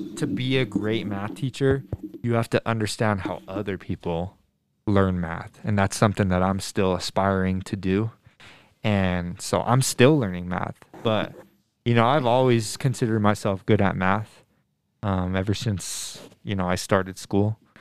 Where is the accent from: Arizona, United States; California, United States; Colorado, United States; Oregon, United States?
Colorado, United States; Denver; I'm from Denver. I was born and raised in Denver